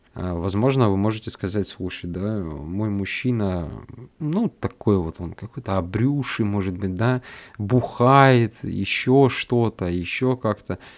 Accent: North Caucasus, Russia; я вырос на юге России, э, на Кавказе

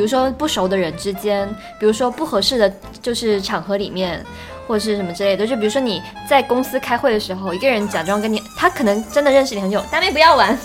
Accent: Guangdong, China; 因为我是广东人嘛

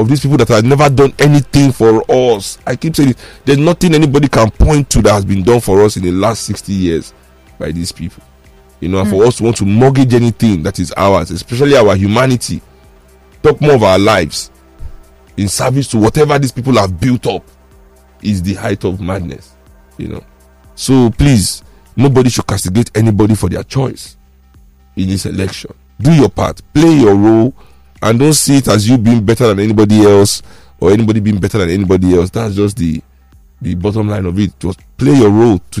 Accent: Nigeria; as Nigerian people

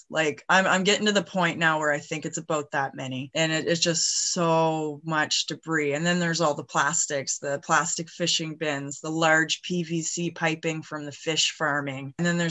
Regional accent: Eastern Passage, Nova Scotia, Canada; also born or lived in Beaver Harbour, Nova Scotia / Sheet Harbour, Nova Scotia; I hail from Eastern Passage, but I've spent most of my life on the shoreline, Beaver Harbor, Sheet Harbor, all over the place. Come from a long line of fishermen.

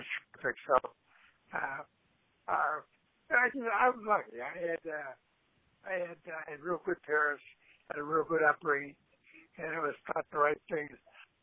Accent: Aliquippa, Pennsylvania, United States; also born or lived in Carnegie, Pennsylvania; I was raised in Aliquippa

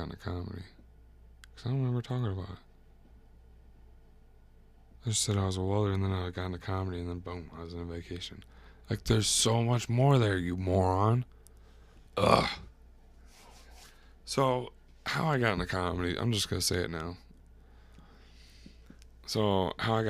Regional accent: Waterloo, Iowa, United States; also born or lived in Korea / Washington; I grew up in Waterloo, Iowa, which is a decent sized town

